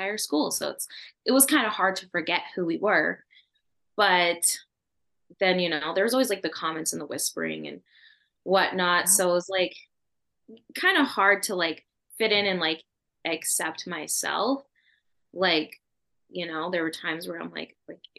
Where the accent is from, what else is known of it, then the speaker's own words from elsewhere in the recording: Edmonton, Alberta, Canada; Me and my sisters and I and my dad, we were all born here in Alberta